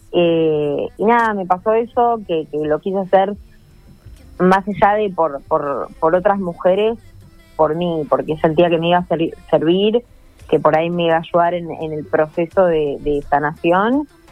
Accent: Argentina; como argentina

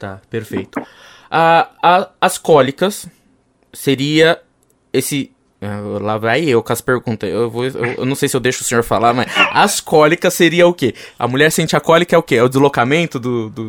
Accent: Vitória da Conquista, Bahia, Brazil; eu, eu, eu, sou da Bahia, conquista e aconteceu lá e Aí minha mãe saiu de lá e foi para São Paulo.

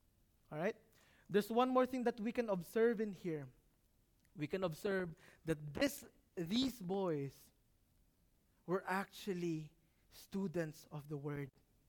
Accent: Muharraq, Muharraq Governorate, Bahrain; Can anything good come out of Manama? I'm from Muharak.

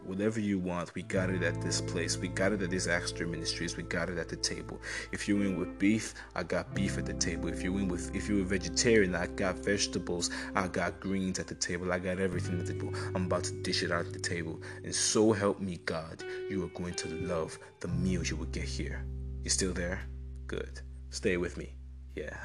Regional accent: Enugu State, Nigeria; I'm from Enugu State in Nigeria.

